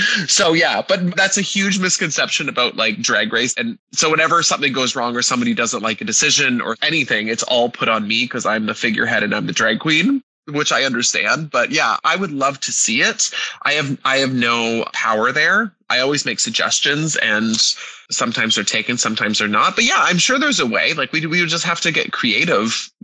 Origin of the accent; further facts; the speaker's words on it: Canada; Me being a Canadian